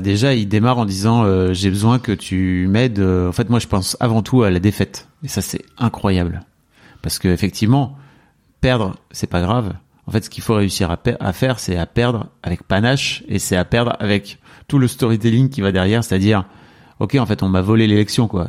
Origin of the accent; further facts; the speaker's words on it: France; nous en tant que Français